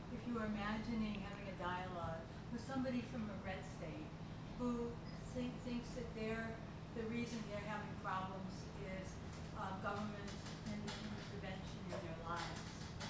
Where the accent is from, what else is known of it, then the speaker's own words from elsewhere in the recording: Cleveland, Ohio, United States; I'm from Cleveland, and I'm an artist and a professor.